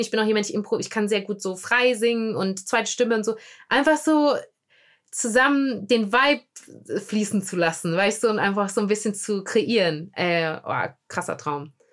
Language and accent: German; Germany; wir Deutschen